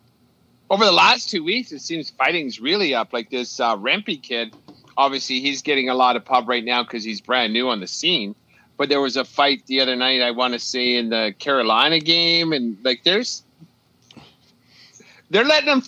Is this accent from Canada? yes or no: yes; Canada; It's good because, as a Canadian fan, even though two of those franchises I can't fucking stand, it'll be good for Canadian content.